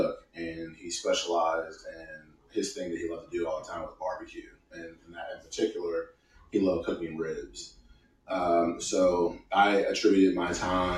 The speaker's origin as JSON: {"language": "English", "town": "Cleveland", "region": "Ohio", "country": "United States", "tie": "born or raised there", "moved": "yes", "lives_now": "Florida, United States", "said": "I am originally from Cleveland, Ohio"}